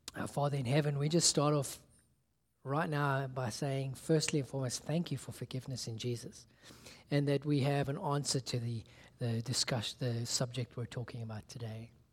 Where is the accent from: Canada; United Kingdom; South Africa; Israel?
South Africa; when I was growing up in South Africa